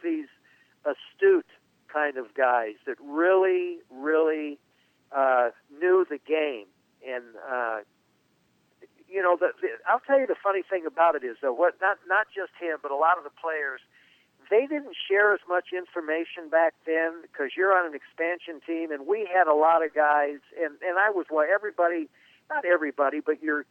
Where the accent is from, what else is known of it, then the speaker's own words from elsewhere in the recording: Southern California, United States; I grew up in Southern California